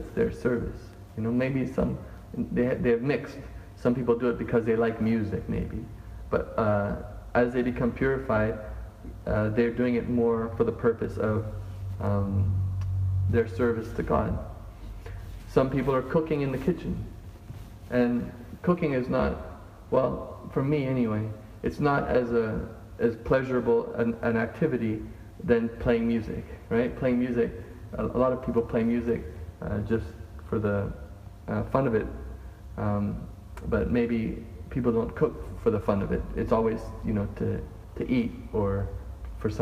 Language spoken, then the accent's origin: English; Canada; I'm Canadian, I'm a male